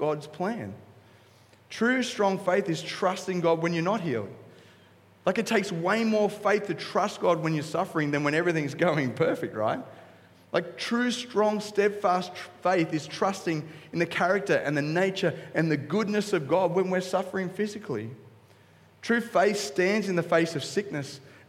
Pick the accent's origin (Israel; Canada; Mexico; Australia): Australia; Coolangatta, Queensland; I'm from Cooley.